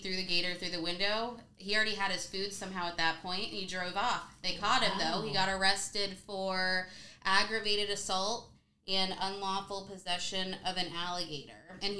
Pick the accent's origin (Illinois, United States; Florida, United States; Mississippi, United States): Florida, United States; we're from Florida